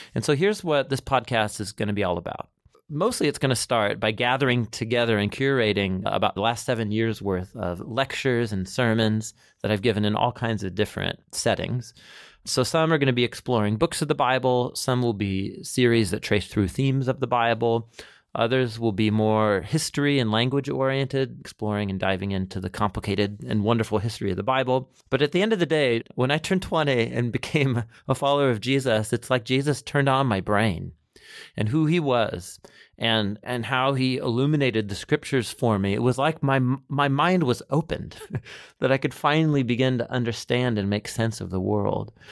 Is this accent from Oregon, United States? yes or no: yes; Portland, Oregon, United States; I grew up in Portland, Oregon